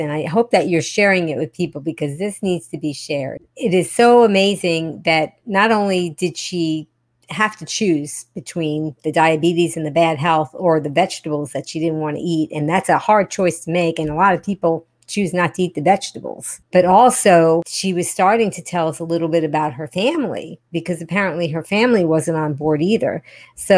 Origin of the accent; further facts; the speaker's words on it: New York, United States; I'm an original New Yorker, so I can hear New York very well